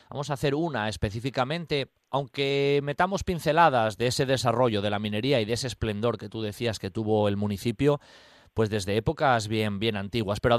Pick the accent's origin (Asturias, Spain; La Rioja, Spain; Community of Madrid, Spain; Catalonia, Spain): Asturias, Spain; Riosa; como yo soy de Riosa, pues barro un poco para casa.